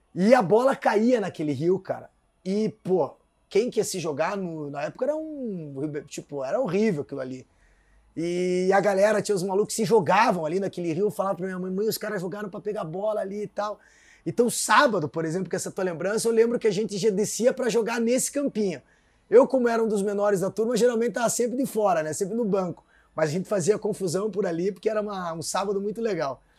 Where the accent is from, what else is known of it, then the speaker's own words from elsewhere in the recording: Curitiba, Paraná, Brazil; eu morava no Centro Cívico, ali na quase atrás do Tribunal de Contas